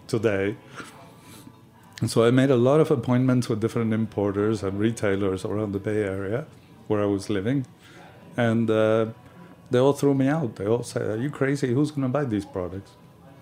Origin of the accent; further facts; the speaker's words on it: Patagonia, Argentina; moved away; also born or lived in California / Italy; I was born in the Patagonia in the south of Argentina